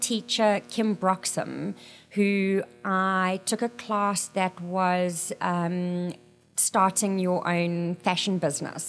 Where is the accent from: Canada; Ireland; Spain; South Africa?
South Africa; moved away as an adult; now in Mesa, United States; I am originally from South Africa